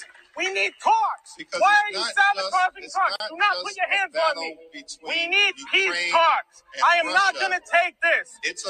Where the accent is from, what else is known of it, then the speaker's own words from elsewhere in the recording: New York, United States; I'm a New Yorker too.